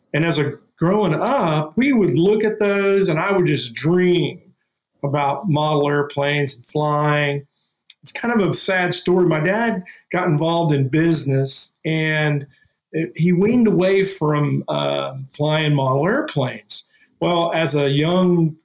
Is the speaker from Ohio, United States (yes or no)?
yes; Dayton, Ohio, United States; we're from Dayton, Ohio, which is the birthplace of aviation